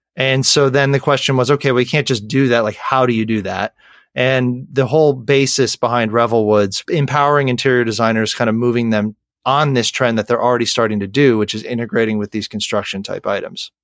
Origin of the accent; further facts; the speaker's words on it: Western New York, United States; born and raised in Western New York